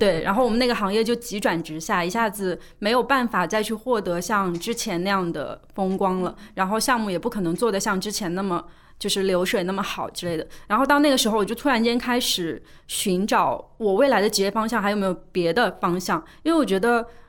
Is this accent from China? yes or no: yes; Suzhou, Jiangsu, China; 就是我是江苏人嘛，苏州人，我们那边有一个很重要的事情就是读书